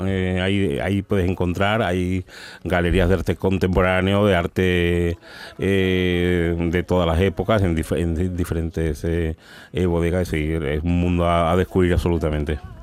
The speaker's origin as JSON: {"language": "Spanish", "town": "San Fernando", "region": "Andalusia", "country": "Spain", "moved": "yes", "lives_now": "Seville, Spain", "said": "Yo soy de San Fernando, aunque vivo en Sevilla"}